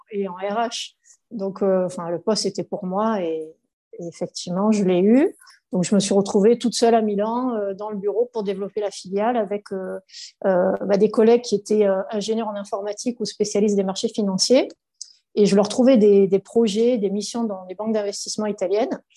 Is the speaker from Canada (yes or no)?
no; Var, Provence-Alpes-Côte d'Azur, France; du Var